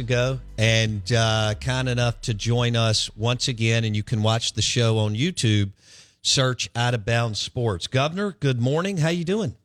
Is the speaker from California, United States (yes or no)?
no; Jackson, Mississippi, United States; I grew up in Bellhaven, and I snuck in that Millsaps gym a lot